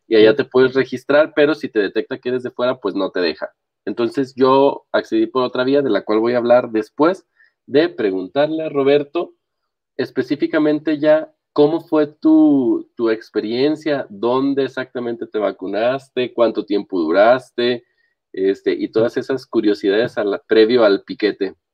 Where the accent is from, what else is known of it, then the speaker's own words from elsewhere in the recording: Mexico; como muchos mexicanos